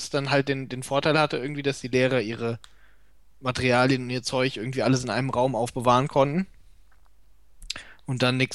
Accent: North Rhine-Westphalia, Germany; ich bin ja in NRW zur Schule gegangen, ich weiß nicht, wo es woanders ist.

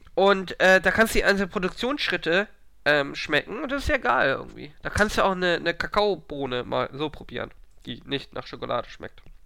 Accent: Hamburg, Germany; als Hamburger

